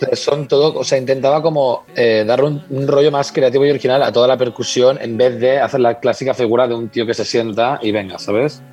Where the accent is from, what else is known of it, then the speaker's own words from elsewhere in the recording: Spain; moved away as an adult; also born or lived in Madrid; now in London, United Kingdom; en España tenemos una calidad de vida